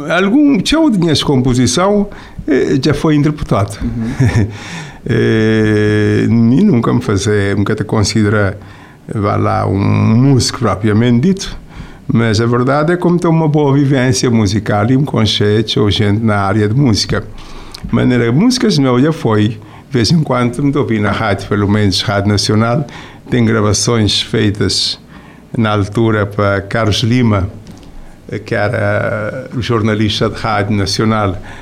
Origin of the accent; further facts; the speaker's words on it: Cape Verde; moved away as an adult; also born or lived in Lisbon, Portugal; me saí de Cabo Verde